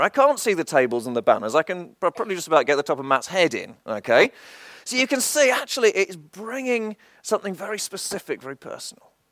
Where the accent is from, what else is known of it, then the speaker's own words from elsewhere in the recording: England, United Kingdom; I was born in England and I've always lived in England